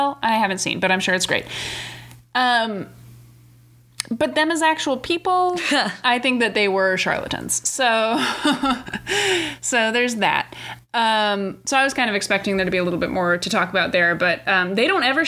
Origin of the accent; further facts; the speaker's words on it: New Hampshire, United States; I'm from New Hampshire, so I'm not as far away from New York